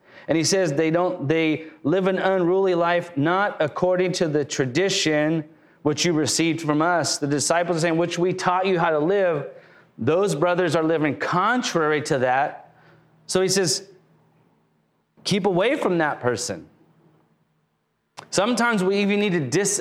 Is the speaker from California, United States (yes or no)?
yes; Lakewood, California, United States; moved away as an adult; now in Riverside, United States; I grew up in Lakewood